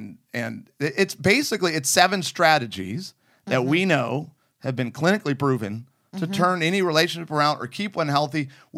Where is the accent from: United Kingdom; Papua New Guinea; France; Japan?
United Kingdom; I'm British.